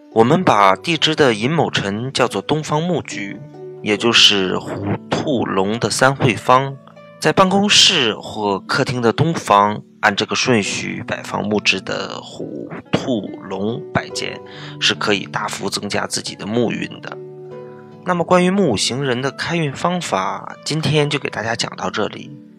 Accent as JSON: {"language": "Chinese", "country": "China", "said": "我们中国 人"}